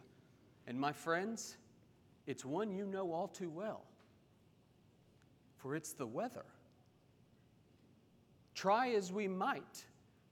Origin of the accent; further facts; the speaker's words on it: Oklahoma City, Oklahoma, United States; moved away; growing up in Oklahoma City